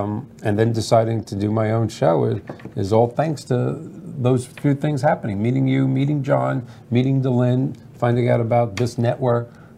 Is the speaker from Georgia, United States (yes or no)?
no; New York, United States; now in Florida, United States; I was brought up in New York. And we did walk to school in 12 degree, 18 snow degree, and we thought nothing of it. I always laugh. I've been in Florida 44 years